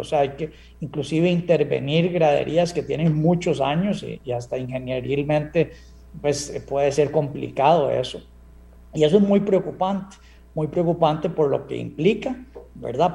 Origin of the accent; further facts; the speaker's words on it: Costa Rica; como costarricense